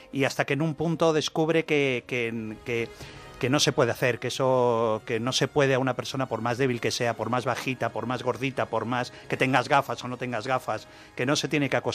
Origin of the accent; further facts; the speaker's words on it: Spain; soy, muy español, que sabemos de todo.